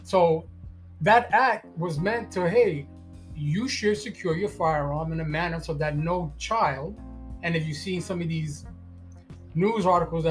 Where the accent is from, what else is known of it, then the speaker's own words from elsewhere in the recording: New York City, New York, United States; moved away as an adult; also born or lived in Florida; Born and raised in Brooklyn, New York